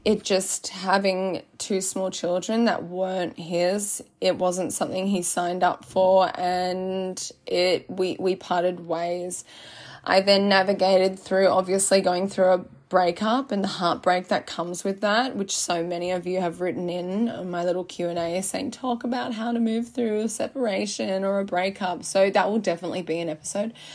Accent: Byron Bay, New South Wales, Australia; I'm born and raised in Byron

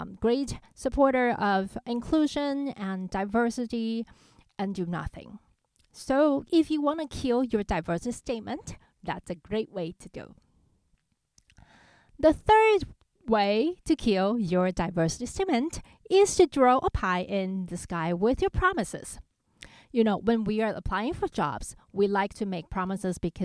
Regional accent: Taiwan; moved away; growing up in Taiwan and I had most of my musical education there

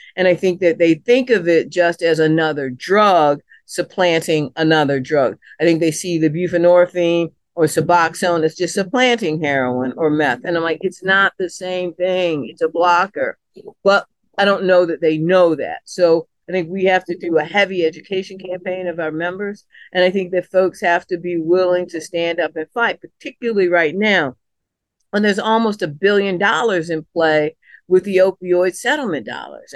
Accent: Washington, District of Columbia, United States; moved away as an adult; now in Lost River, Hardy County, West Virginia, United States; I'm a kid born and raised in Southeast D C

